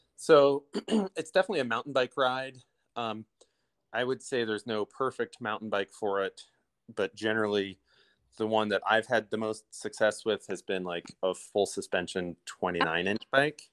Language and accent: English; Illinois, United States; moved away as an adult; now in Idyllwild, United States; I'm a Midwesterner and um, moving out here from Illinois.